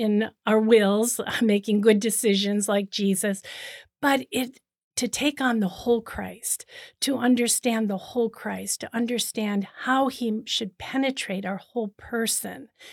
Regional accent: Cleveland, Ohio, United States; moved away as an adult; also born or lived in Boston, Massachusetts / Rome / Kenya; now in Toronto, Canada; I'm originally from the United States. I was born in Cleveland, Ohio

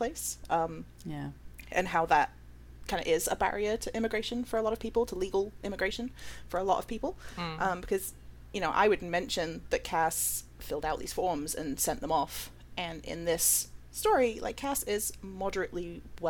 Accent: United Kingdom; moved away as an adult; now in United States; I am a British Cypriot that immigrated to America about, I don't know, 9 years ago now?

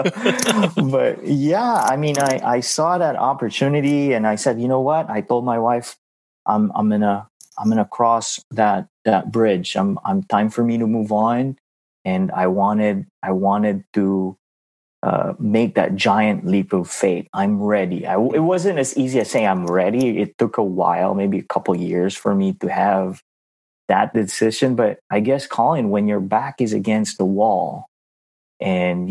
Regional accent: Philippines; moved away as an adult; now in United States; I am from the Philippines. I was born and raised in the Philippines.

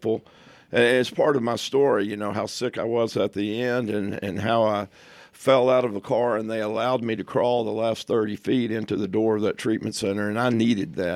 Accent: Texas, United States; From Texas, if you didn't already know from my accent

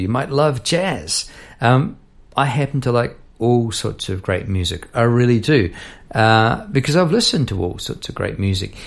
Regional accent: New Zealand; moved away as an adult; now in Melbourne, Australia; I come from New Zealand, and uh, I'm recording this in Melbourne, where I've been for 20 odd years.

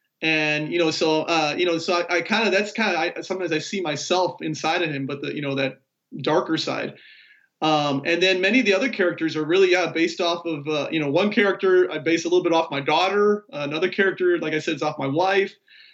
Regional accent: Chicago, Illinois, United States; now in Texas, United States; I'm originally from Chicago. I live in Texas now

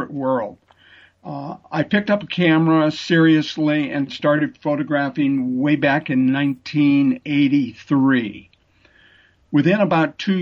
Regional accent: Seattle, Washington, United States; also born or lived in Sammamish, Washington; born and raised in Seattle

